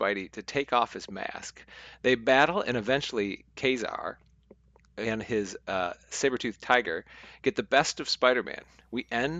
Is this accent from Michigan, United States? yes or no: yes; Michigan, United States; accent: Michigan; my returning Michigan accent